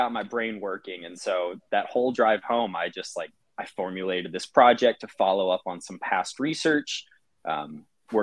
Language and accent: English; Central Texas, United States; I grew up in Central Texas.